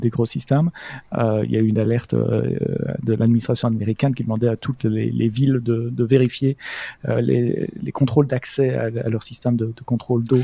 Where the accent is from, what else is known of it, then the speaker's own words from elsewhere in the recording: Belgium; non, ah non, monsieur, je suis belge.